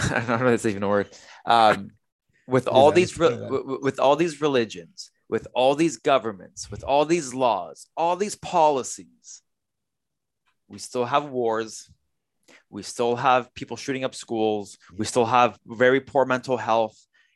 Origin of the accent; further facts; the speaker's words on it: Canada; I was born here in Canada